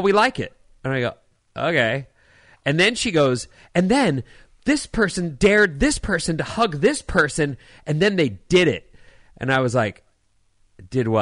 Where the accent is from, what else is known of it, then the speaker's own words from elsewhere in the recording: California, United States; moved away; also born or lived in Philadelphia; as a Californian, when I moved to Philadelphia